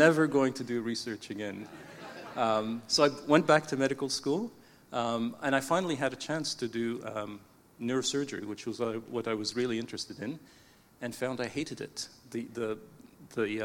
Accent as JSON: {"language": "English", "country": "Canada", "tie": "born or raised there", "said": "I was born in Canada to parents who had emigrated from Egypt. So both my parents were Egyptian. So when I first grew up, it was in the Coptic Orthodox Church"}